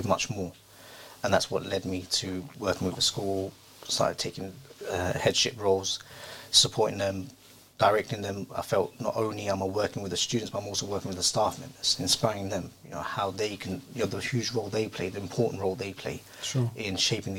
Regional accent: London, United Kingdom; I grew up in South London, didn't have many Muslims around.

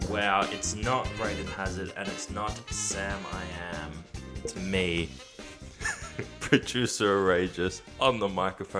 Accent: India; even though I wear them everywhere because I'm Indian.

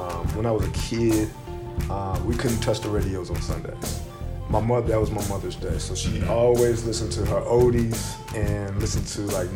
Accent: Chicago, Illinois, United States; the everyday pressures that we were facing growing up in Chicago

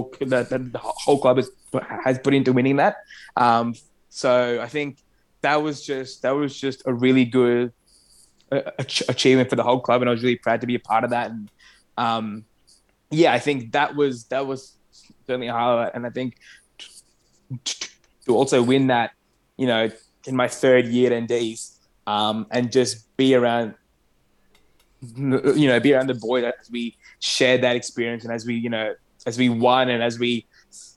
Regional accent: Australia; first language Arabic; English is a second language; me playing soccer for the first time in Australia, that was literally how I learned English. That was literally how I became Australian almost.

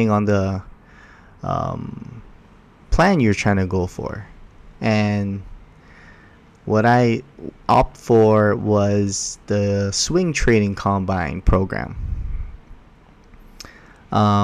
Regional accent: Hawaii, United States; I was born and raised in Hawaii.

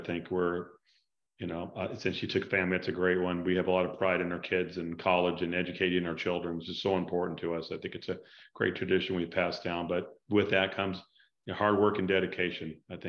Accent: Huntington Beach, California, United States; I'm from Huntington Beach, not Newport, but from Huntington.

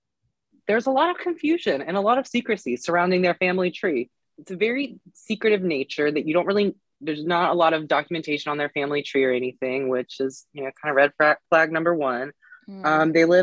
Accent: West Virginia, United States; I am not from Southwest Virginia. I am from Southern Western Virginia.

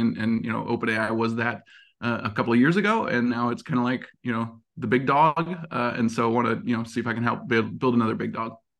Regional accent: Montana, United States; moved away; I grew up in Montana

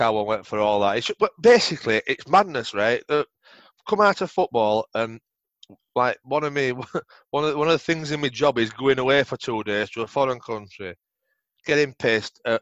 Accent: England, United Kingdom; us as English

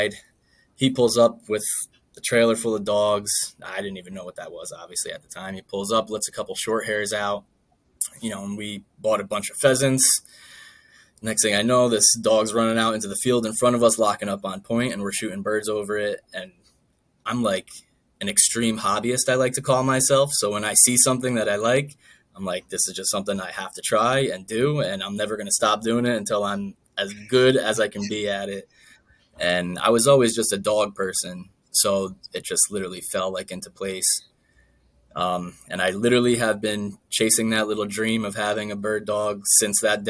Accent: Northern New Jersey, United States; I'm from Northern New Jersey

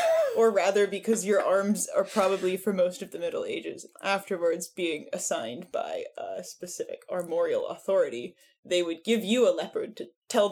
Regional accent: Berlin, Germany; I'm from Berlin.

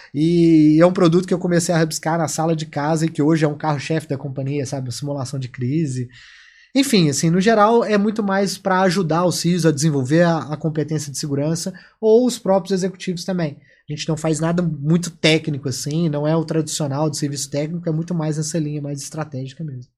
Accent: Minas Gerais, Brazil; como bom mineirinho

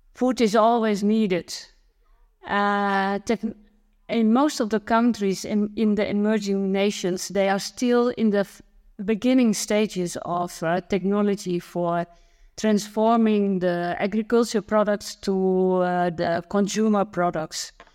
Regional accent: Netherlands; born or raised there

